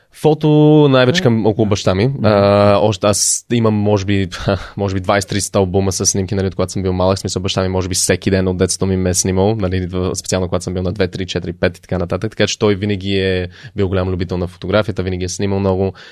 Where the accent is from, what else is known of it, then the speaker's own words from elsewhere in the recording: Canada; moved away as an adult; also born or lived in Sofia, Bulgaria / United States / Netherlands / Sevlievo, Bulgaria; now in Bulgaria; роден съм в България, в София, а, но тръгнах за щатите, когато още бях много малък. А, към щатите, след това към Канада, израснал съм по-голямата част от, в живота ми от Канада